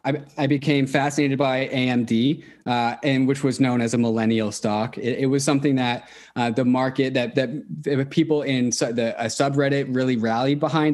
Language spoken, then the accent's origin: English; Seattle, Washington, United States; born or raised there; also born or lived in Orange